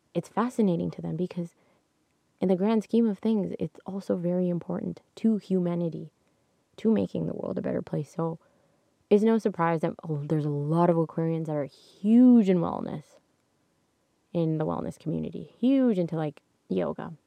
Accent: Canada; I'm Canadian

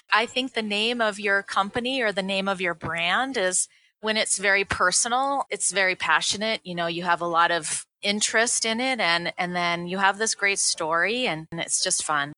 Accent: Seattle, Washington, United States; now in Colorado, United States; i grew up in seattle

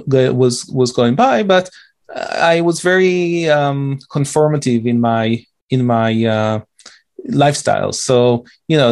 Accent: Israel; moved away as an adult; I was born and raised in Israel in an Orthodox family, Jewish Orthodox

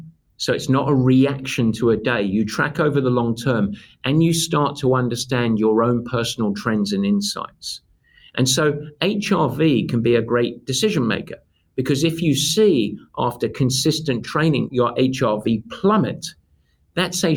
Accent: England, United Kingdom; now in United States; I'm English

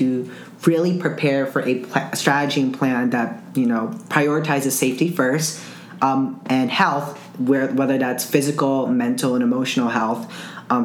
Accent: Zamboanga City, Zamboanga Peninsula, Philippines; my hometown, Zamboanga City

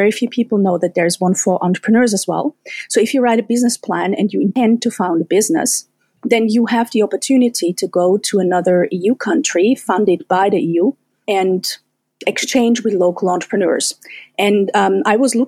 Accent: Austria; first language German; English is a second language; also born or lived in Germany / United Kingdom / France / Spain; now in Estonia; I was born in Austria, so I'm a German speaker

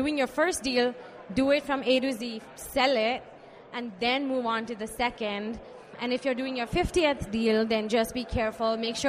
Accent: India; moved away; So I moved here from India back in 2005.

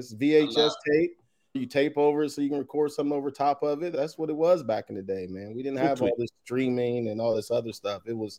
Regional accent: Whitehall, Ohio, United States; Obviously, I am from Whitehall. Went to Whitehall Yearling High School.

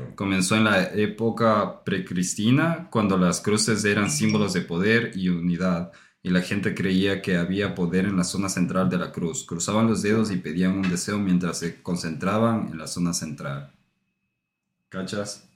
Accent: Ecuador; moved away; nosotros venimos de Ecuador

